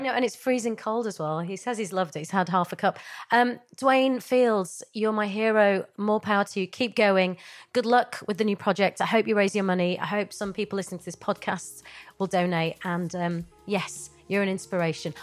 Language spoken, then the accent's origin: English; Yorkshire and the Humber, United Kingdom; I grew up in Yorkshire.